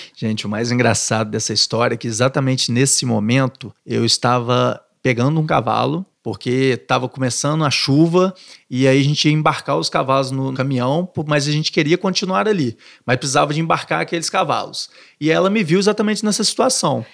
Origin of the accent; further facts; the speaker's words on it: Minas Gerais, Brazil; moved away as an adult; also born or lived in Niterói; now in Rio de Janeiro, Brazil; Um mineiro do interior vindo para uma cidade grande, com medo, com insegurança